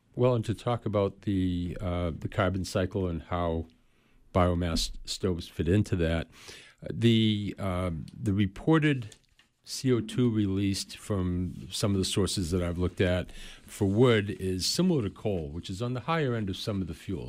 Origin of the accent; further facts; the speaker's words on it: Waterville, Maine, United States; I'm originally from Waterville, Maynard. Lived here all my life.